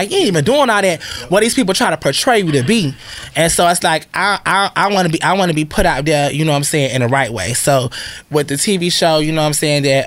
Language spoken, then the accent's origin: English; Florida, United States; also born or lived in Connecticut; I'm from Florida. Like, you know, even originally I'm from Connecticut. By me moving to Florida when I was 10 and growing up there, I feel like I was in the South longer.